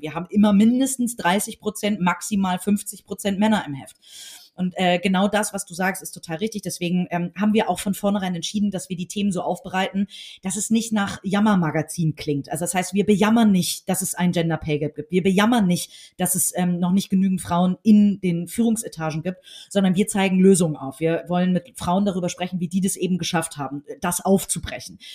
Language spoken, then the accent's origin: German; Hamburg, Germany; ich bin äh, in Hamburg geboren, hier zur Schule gegangen, aufgewachsen